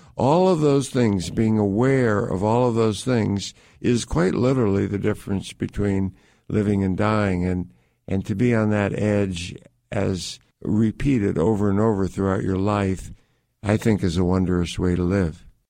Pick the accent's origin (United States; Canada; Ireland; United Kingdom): United States; Connecticut; I grew up in suburban Connecticut.